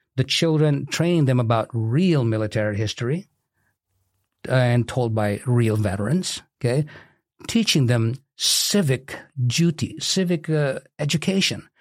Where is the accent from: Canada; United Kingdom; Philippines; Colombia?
Philippines; moved away as an adult; also born or lived in Kankakee County, Illinois; now in Bourbonnais, United States; I'm originally from the Philippines. I immigrated in the U S A in nineteen eighty-six as a physical therapist